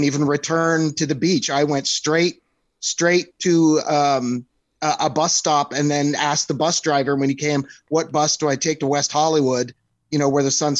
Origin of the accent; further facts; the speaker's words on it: Canada; moved away as an adult; also born or lived in California; being from a small town and I'm Canadian